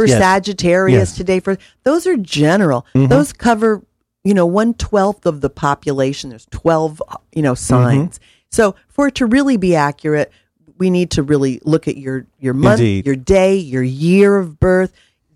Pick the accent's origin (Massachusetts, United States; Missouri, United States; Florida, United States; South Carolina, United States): Missouri, United States; I'm from Missouri, prove it.